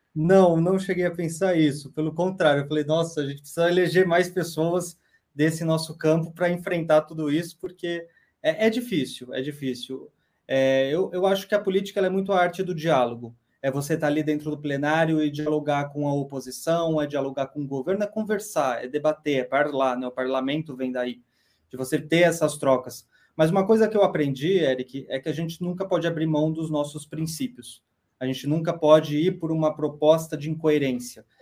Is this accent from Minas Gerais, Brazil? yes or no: no; Botucatu, São Paulo, Brazil; moved away as an adult; now in Brasília, Brazil; Nasci em São Paulo, fui muito cedo para o interior, com um ano, então eu cresci no interior